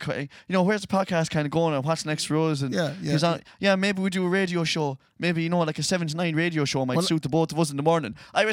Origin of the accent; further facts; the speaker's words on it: Castlerea, Connacht, Ireland; I'm from Castlereagh.